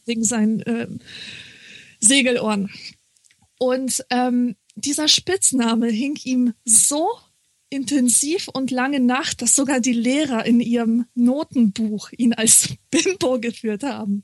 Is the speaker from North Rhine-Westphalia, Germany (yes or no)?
no; Marburg, Hesse, Germany; moved away; ich komme ja aus Marburg, also da ja. habe ich ja gewohnt